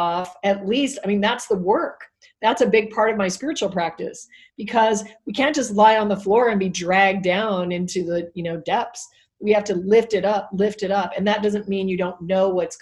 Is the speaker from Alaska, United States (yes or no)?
yes; Alaska, United States; I was raised in Alaska, so I'm not a city, not a big city girl